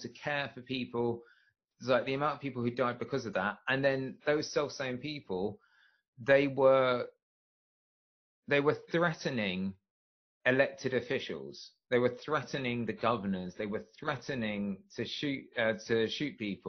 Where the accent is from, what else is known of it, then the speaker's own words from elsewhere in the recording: England, United Kingdom; We have guns in England